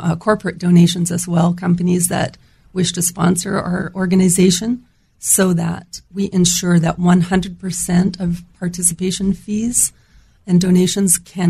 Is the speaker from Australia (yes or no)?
no; Vancouver, British Columbia, Canada; now in Houston, United States; I'm from Canada and I'm from Vancouver